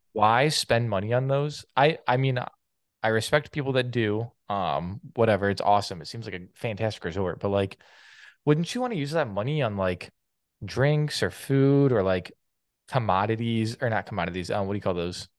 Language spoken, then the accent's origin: English; Canada; I couldn't vote as a Canadian